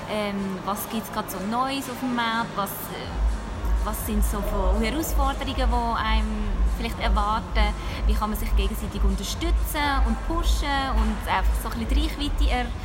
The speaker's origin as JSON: {"language": "German", "town": "Basel", "region": "Basel-Stadt", "country": "Switzerland", "said": "ich bin 32, ich komme aus Basel"}